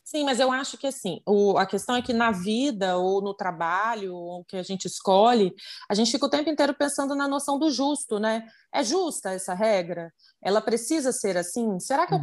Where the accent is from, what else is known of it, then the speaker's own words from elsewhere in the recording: Vitória, Espírito Santo, Brazil; sou de Vitória no Espírito Santo